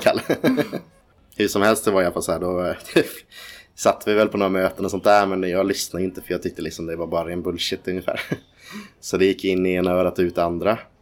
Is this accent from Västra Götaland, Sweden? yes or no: yes; Ljungskile, Västra Götaland, Sweden; also born or lived in Nybro, Småland; En bit utanför Uddevalla som heter ett litet ställe som heter Ljungskile. Mm. Eh, där växte jag upp.